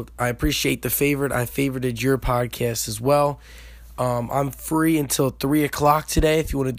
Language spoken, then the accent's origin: English; Wilmington, Delaware, United States; I mean, I'm from Wilmington, Delaware, so obviously I love my Philadelphia Eagles.